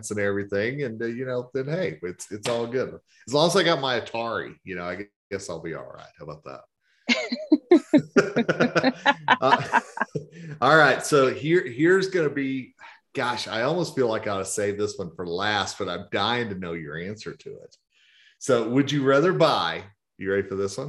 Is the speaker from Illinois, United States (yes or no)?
no; Oklahoma, United States; now in Colorado, United States; growing up in Oklahoma